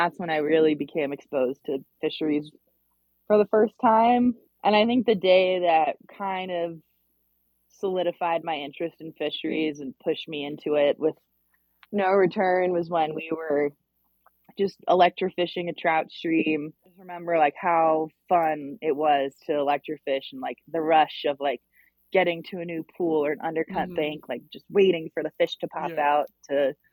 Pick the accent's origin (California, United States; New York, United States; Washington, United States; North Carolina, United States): North Carolina, United States; Chapel Hill; now in Montana, United States; I grew up in Chapel Hill, North Carolina